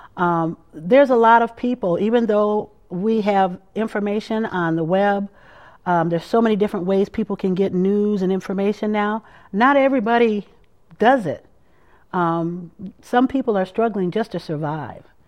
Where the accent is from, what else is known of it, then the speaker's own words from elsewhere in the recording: Madison, Wisconsin, United States; also born or lived in Minneapolis, Minnesota / Saint Paul, Minnesota / Birmingham, Alabama / Washington, D.C.; I grew up in South Madison, and I currently live in my parents' home on the street where I grew up